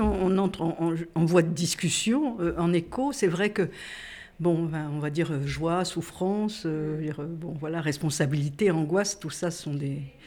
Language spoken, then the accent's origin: French; Corsica, France; Je suis corse